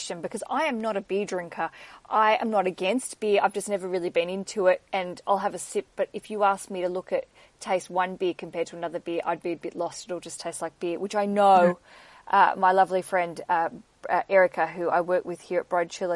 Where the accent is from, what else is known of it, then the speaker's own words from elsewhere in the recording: Tasmania, Australia; now in London, United Kingdom; in Australia, where I'm from, if you didn't know my accent, I grew up in Tasmania